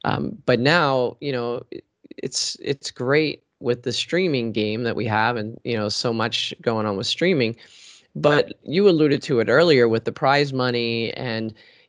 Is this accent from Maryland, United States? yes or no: yes; Baltimore, Maryland, United States; So I grew up in Baltimore, Maryland, which has a T in Baltimore, but if you're from there, it's Baltimore, you know?